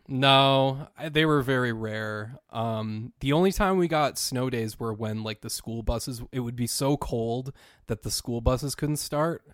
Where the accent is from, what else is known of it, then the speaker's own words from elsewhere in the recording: Minnesota, United States; I'm from Minnesota, um, and growing up in the 1980s